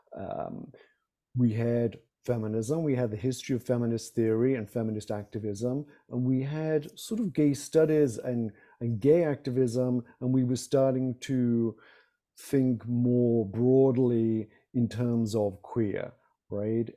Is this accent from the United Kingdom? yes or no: yes; United Kingdom; moved away; not being American